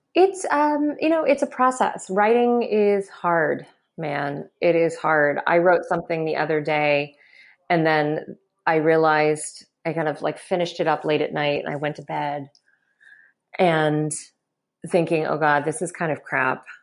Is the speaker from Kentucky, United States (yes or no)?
yes; Kentucky, United States; you do not grow up mixed race in Kentucky